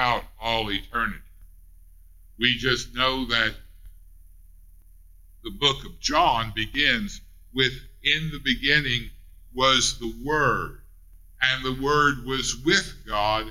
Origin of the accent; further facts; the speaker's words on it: Ray County, Missouri, United States; accent: Ray County; my Ray County accent